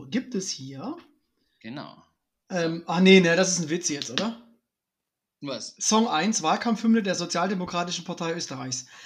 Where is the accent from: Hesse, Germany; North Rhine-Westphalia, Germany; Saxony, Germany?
Saxony, Germany; Dresden; now in Cologne, Germany; wenn ich an meine Kindheit in meiner alten Heimat Dresden zurückdenke, ähm, das ist natürlich, also der Osten Deutschlands ist jetzt echt keine Karnevalshochburg.